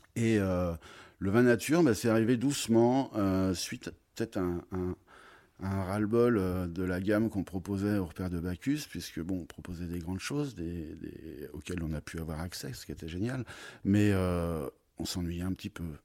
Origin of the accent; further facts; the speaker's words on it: Troyes, Grand Est, France; also born or lived in Beaujolais / United States / Paris; now in Avallon, France; Je suis originaire de Troyes